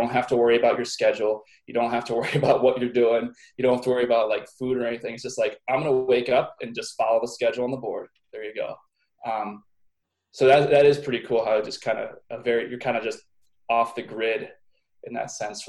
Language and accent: English; Pittsburgh, Pennsylvania, United States; Pittsburgh, Pennsylvania.